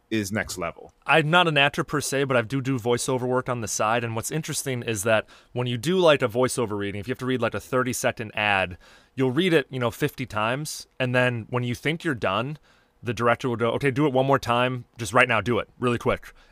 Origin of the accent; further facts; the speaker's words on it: Los Angeles, California, United States; I tell people I'm from LA, but I'm from the Valley